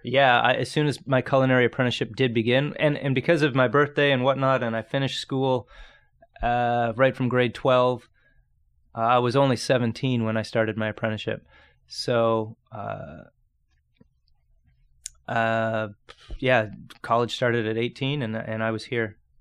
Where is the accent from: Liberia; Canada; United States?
Canada; Grimsby, Ontario; I grew up in Niagara, straight across the lake. Um, small town called Grimsby